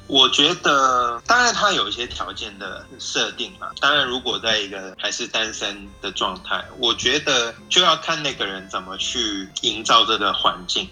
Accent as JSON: {"language": "Chinese", "country": "Hong Kong", "tie": "born or raised there", "also_born_or_lived": "United States", "moved": "as an adult", "lives_now": "Taiwan", "said": "我是在香港长大"}